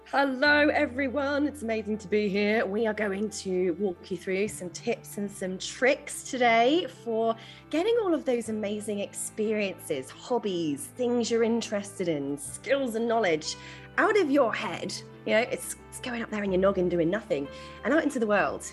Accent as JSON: {"language": "English", "region": "England", "country": "United Kingdom", "tie": "born or raised there", "moved": "yes", "lives_now": "Australia", "said": "I was originally born in the UK, as you can probably tell from my homegrown accent"}